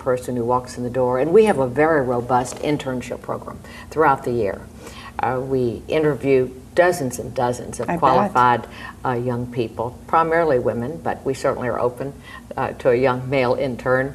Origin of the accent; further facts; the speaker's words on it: Galveston, Texas, United States; now in Houston, United States; as a child growing up in Galveston